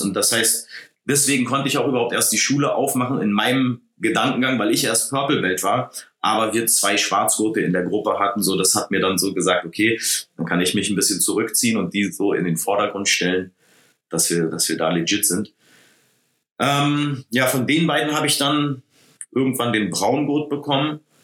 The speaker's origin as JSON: {"language": "German", "region": "Berlin", "country": "Germany", "also_born_or_lived": "San Diego / Los Angeles", "said": "ich komme aus Berlin"}